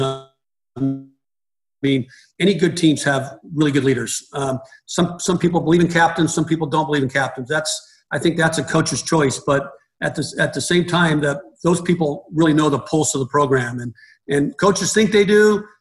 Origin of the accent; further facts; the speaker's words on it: Reno, Nevada, United States; I'm from Reno, Nevada. I grew up in Reno